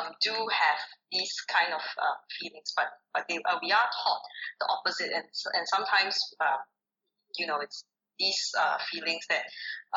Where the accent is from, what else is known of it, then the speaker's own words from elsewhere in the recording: Singapore; I'm actually an immigrant, but I grew up in Singapore